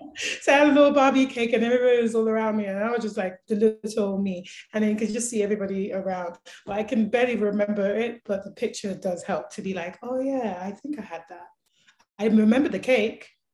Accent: London, United Kingdom; now in Calgary, Canada; I grew up throughout back in London loving music

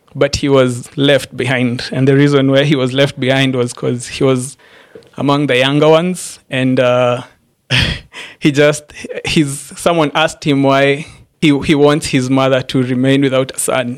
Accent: Embu, Embu County, Kenya; moved away as an adult; now in Nairobi, Kenya; I grew up, I was born and raised in Embu, Embu County

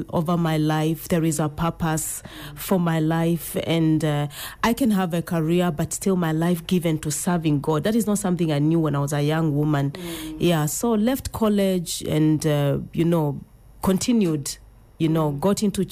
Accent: Machakos County, Kenya; now in Nairobi, Kenya; I'm from Machakos County, born and brought up in Machakos County, but currently I live in Nairobi

